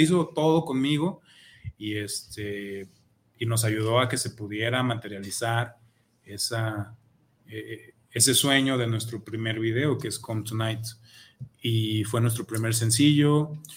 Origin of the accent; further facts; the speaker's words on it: Zapopan, Jalisco, Mexico; also born or lived in Guadalajara; tenemos que tirar barrio de donde somos, vamos a tirar barrio Zapopano.